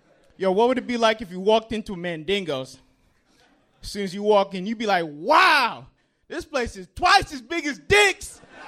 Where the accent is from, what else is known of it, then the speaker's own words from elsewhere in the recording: Princeton, New Jersey, United States; also born or lived in New Brunswick, New Jersey; I was born and raised in Princeton.